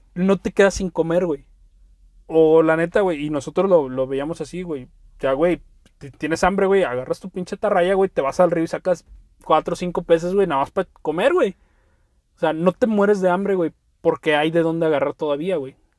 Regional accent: Veracruz, Mexico; also born or lived in Poza Rica; Veracruz, la zona de donde soy

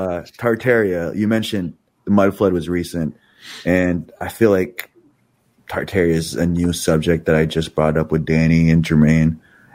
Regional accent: California, United States; also born or lived in South Orange County; we're from California, and that David Fravor story is like close to where we live over in Oceanside, because we're in South Orange County. It's kind of between South Orange County and San Diego.

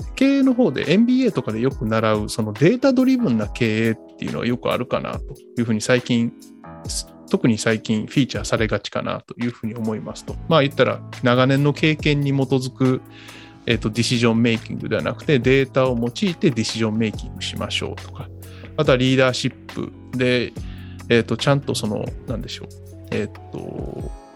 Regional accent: southern Kyoto, Japan; moved away; 僕も京都の南の方だって、まあ、ほぼ奈良に近かったので出身が

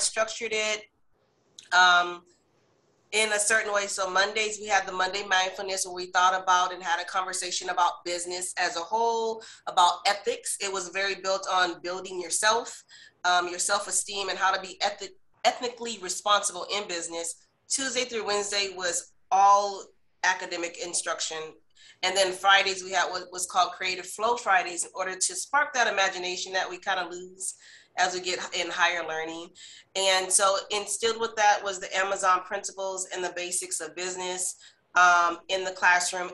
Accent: California, United States; I'm from California

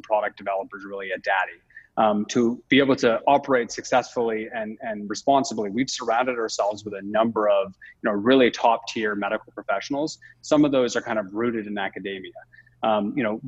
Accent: Toronto, Ontario, Canada; moved away as an adult; also born or lived in London; I'm Canadian originally, so I'm from Toronto

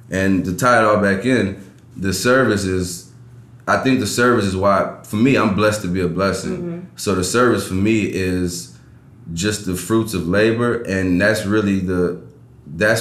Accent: New Orleans, Louisiana, United States; I'm from New Orleans

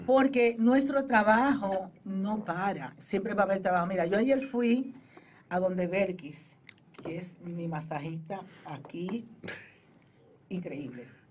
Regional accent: Boca Chica, Distrito Nacional, Dominican Republic; now in New York, United States; yo soy de Boca Chica, primeramente me decís, decir, yo soy de Boca Chica

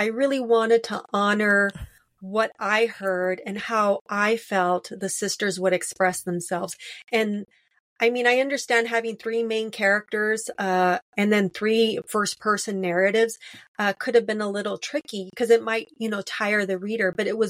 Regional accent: Los Angeles, California, United States; Well, I was born in Lincoln Heights, and then that was like on the edge of East LA. And then we moved a little further northeast to Cypress Park.

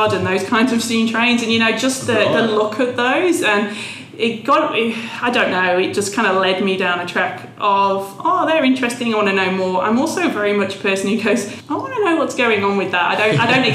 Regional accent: England, United Kingdom; moved away as an adult; also born or lived in Melbourne, Australia; now in Brisbane, Australia; I'm English, which a lot of people around here are

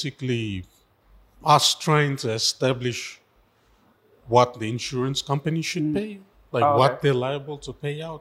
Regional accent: East Sepik and Milne Bay, Papua New Guinea; I'm from East Sepik and Milin Bay

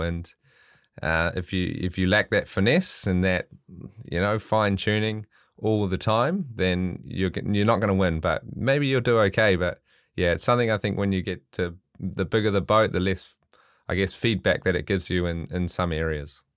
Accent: Auckland, New Zealand; I'm I'm from Auckland, so the the biggest city

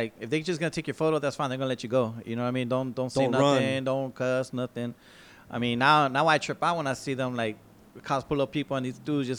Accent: San Diego, California, United States; also born or lived in Fort Benning, Georgia; I grew up in Barrio Logan.

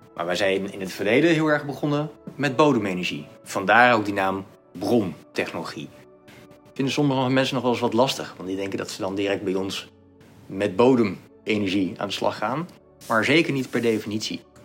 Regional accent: Netherlands; als Nederlanders

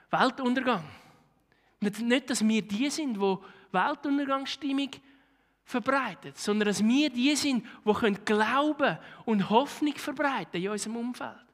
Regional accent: Switzerland; gerade wir als Schweizer, die gerne alles geplant hätten.

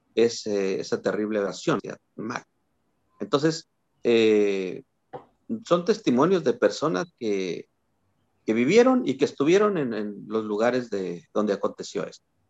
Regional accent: Matehuala, San Luis Potosí, Mexico; cuando yo era niño, recuerdo, tenía seis años, algo así. Eh, iba al kiosquito ahí en mi pueblo, en Matehuala

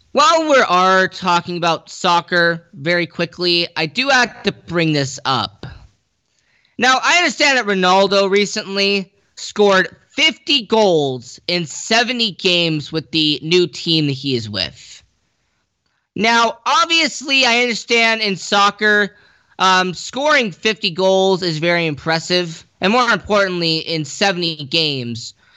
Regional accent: United States; I'm American

